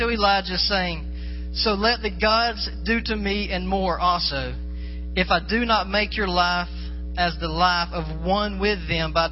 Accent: the South, United States; Like I said before, I'm from the South, many dirt roads, and I've driven a school bus.

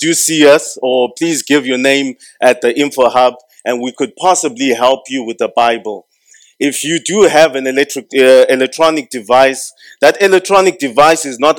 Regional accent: Zimbabwe

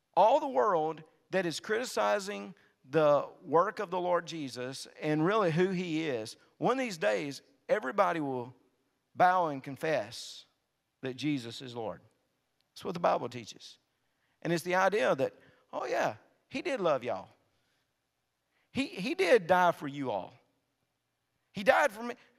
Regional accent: North Mississippi, United States; moved away as an adult; also born or lived in South Louisiana; I could go back to North Mississippi. They wouldn't make fun of my accent like they did down in South Louisiana

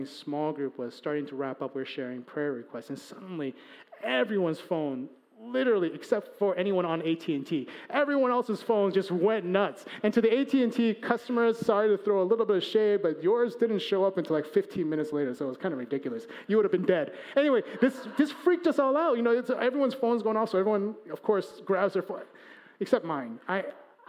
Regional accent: Chicago, Illinois, United States; he and I, we're from Chicago

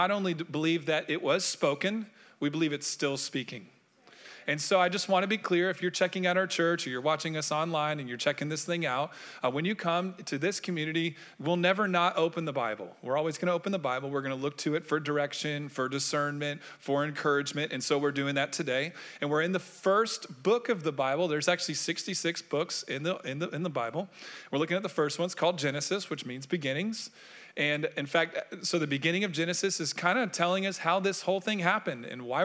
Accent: Orlando, Florida, United States; I grew up in Orlando

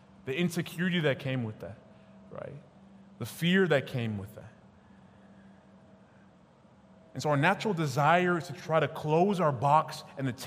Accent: United States; my parents were born in Nigeria, I was born in America, like the realest African-American

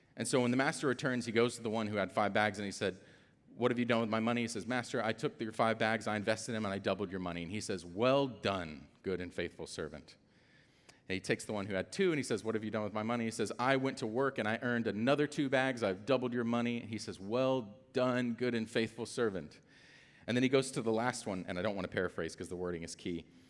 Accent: Atlanta, Georgia, United States; I'm also from Atlanta

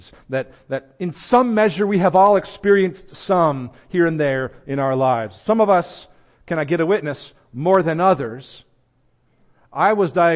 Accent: United States; I'm an American

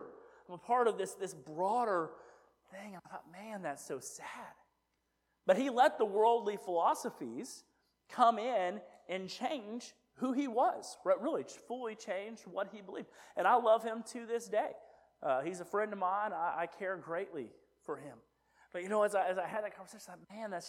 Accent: United States; I'm an American

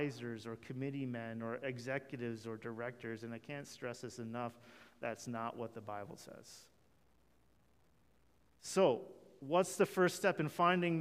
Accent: Canada; we're Canadian

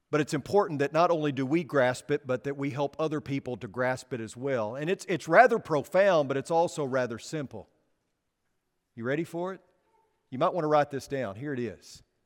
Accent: Arkansas, United States; I'm from Arkansas

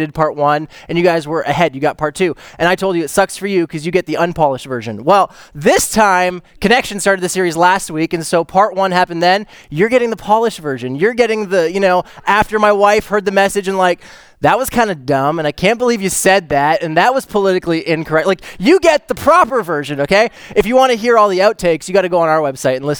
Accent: Canada; I'm Canadian too.

